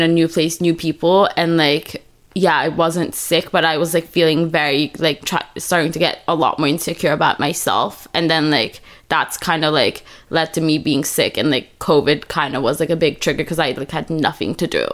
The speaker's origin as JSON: {"language": "English", "region": "Istanbul", "country": "Turkey", "tie": "born or raised there", "moved": "as an adult", "lives_now": "United States", "said": "I'm from Turkey, Istanbul. I grew up there, then went to college in the U.S."}